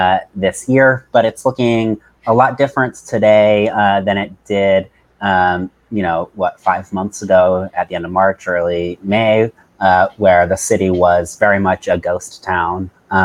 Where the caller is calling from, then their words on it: New York City, New York, United States; So I'm calling from Brooklyn, New York